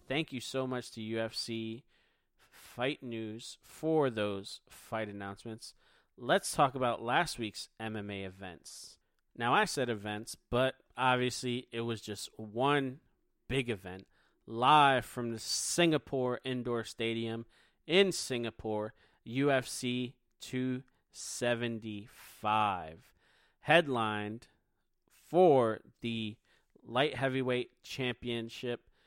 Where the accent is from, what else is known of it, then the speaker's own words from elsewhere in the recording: Philadelphia, Pennsylvania, United States; now in North Carolina, United States; I'm from Philly.